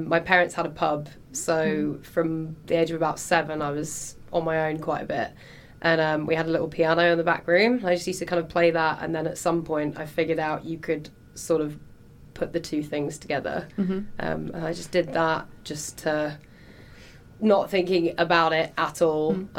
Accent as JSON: {"language": "English", "town": "Hereford", "region": "West Midlands", "country": "United Kingdom", "tie": "born or raised there", "moved": "as an adult", "lives_now": "London, United Kingdom", "said": "I'm from Hereford originally. So just on the Welsh border."}